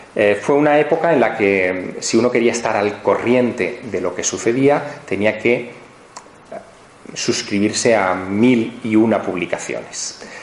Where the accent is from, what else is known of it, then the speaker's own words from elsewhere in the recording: Teruel, Aragon, Spain; moved away; mi ciudad natal, Teruel